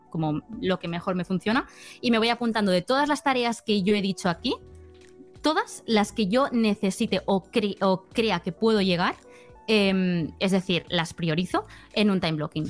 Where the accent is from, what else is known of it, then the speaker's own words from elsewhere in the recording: Barcelona, Catalonia, Spain; soy de Barcelona, soy una chica pues de 26 años